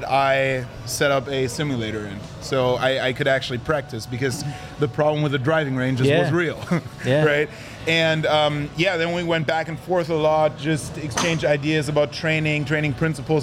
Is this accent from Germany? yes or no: yes; Germany; moved away; I was back home in my hometown